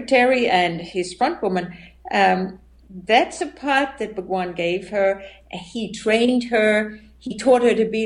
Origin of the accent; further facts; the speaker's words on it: Western Australia, Australia; moved away as an adult; also born or lived in India / United States; now in Germany; I was born and raised Catholic in Australia, in Western Australia.